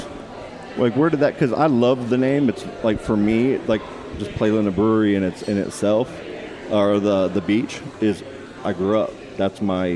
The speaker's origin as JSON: {"language": "English", "town": "Titusville", "region": "Florida", "country": "United States", "tie": "born or raised there", "said": "I'm from the area. I was born in Titusville."}